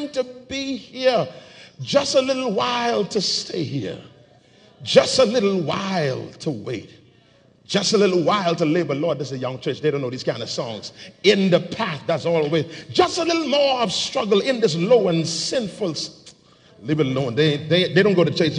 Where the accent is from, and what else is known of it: Bahamas